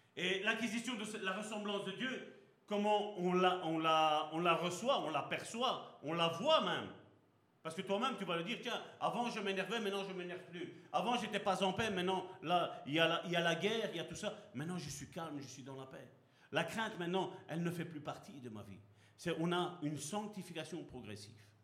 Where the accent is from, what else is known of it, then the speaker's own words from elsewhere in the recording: Belgium; also born or lived in Sicily (ancestry); je suis heureux d'être d'origine sicilienne, parce que je suis né ici en Belgique